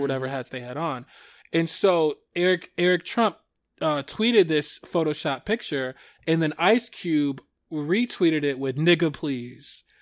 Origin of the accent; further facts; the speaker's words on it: Michigan, United States; Michigan, my home state